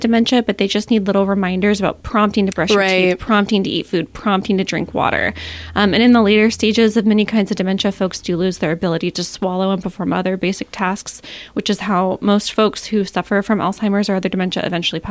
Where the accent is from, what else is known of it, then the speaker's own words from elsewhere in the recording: Ketchikan, Alaska, United States; I'm born and raised in Ketchikan